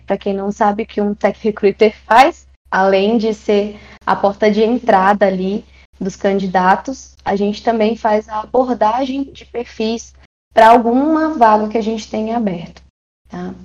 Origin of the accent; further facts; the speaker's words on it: Maranhão, Brazil; also born or lived in São Paulo; now in Brasília, Brazil; eu nasci no Maranhão, já morei em São Paulo, mas hoje eu moro em Brasília